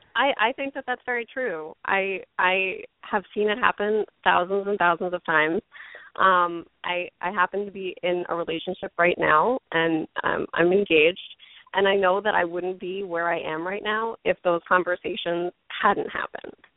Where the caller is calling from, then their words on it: New York, United States; I'm calling from Manhattan